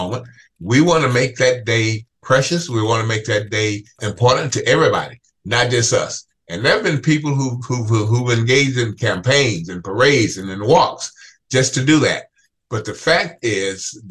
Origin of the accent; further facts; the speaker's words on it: Mississippi, United States; As a Black kid growing up in Mississippi, back in the 50s, 60s, and 70s